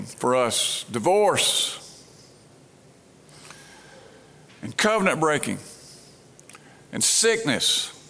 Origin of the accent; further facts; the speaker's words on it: Brandon, Mississippi, United States; when I was a little boy growing up in Brandon, Mississippi